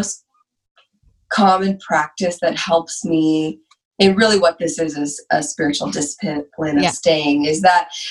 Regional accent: United States; being Asian American. So my dad is Thai, mm-hmm. but I was born here

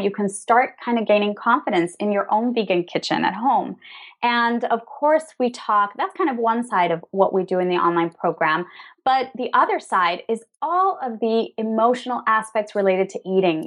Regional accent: Venezuela; also born or lived in New York, United States; now in Madrid, Spain; We're originally from Venezuela, both of us

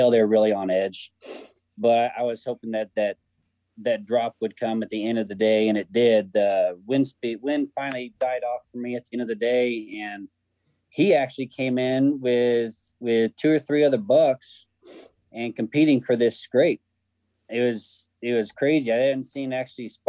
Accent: Kansas City, Missouri, United States; I'm from Kansas City, Missouri

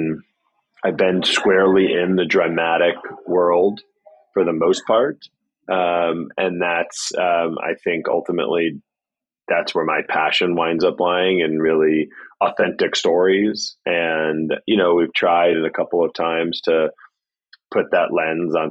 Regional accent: New York City, New York, United States; I grew up in New York City.

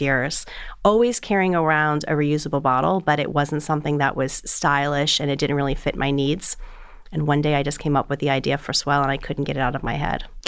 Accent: South Florida, United States; moved away as an adult; also born or lived in Boulder, Colorado; I grew up in South Florida

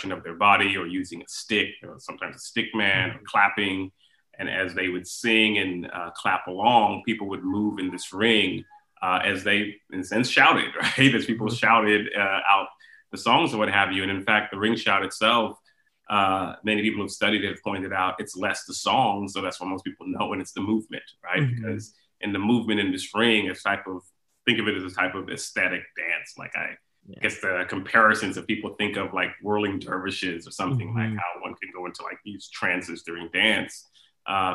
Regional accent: Houston, Texas, United States; I grew up in Houston

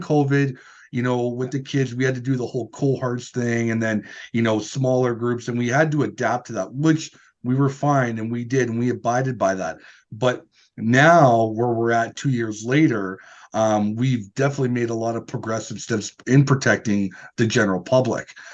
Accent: Northern Alberta, Canada; we're from Northern Alberta

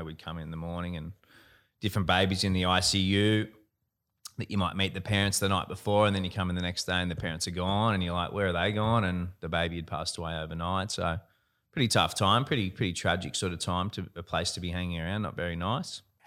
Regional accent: Gold Coast, Queensland, Australia; have always always lived on the Gold Coast, born and bred on the Gold Coast

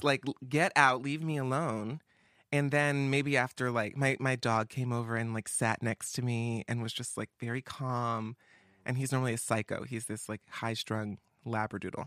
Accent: Atlanta, Georgia, United States; moved away; I'm from the East Coast. I'm from Atlanta, uh, down south

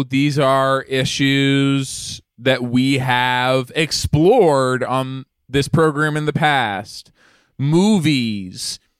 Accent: Melbourne, Victoria, Australia; Yeah, why you mentioned I'm an Australian guy, like, from Melbourne.

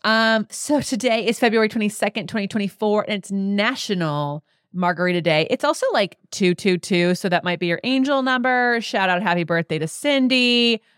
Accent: Las Vegas, Nevada, United States; I'm from Vegas

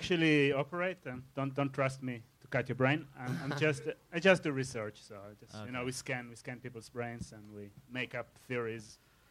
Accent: Israel; accent: German; Well, I'm not from Germany. I'm from Israel, but I have German accent.

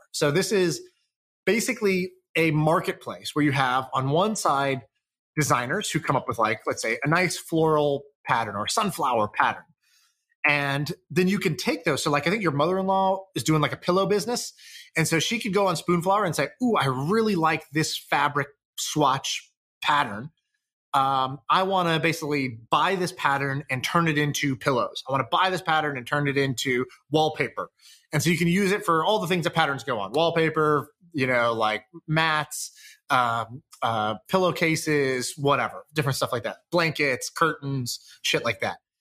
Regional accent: Colorado, United States; I grew up in Colorado

